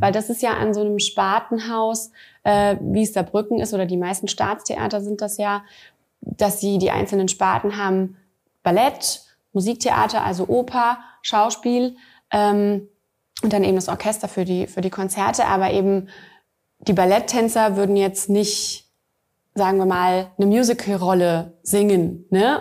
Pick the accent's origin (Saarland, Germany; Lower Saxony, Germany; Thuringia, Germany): Saarland, Germany; moved away; also born or lived in Bad Honnef / Wiesbaden; ich komme aus dem Saarland, meine Familie lebt hier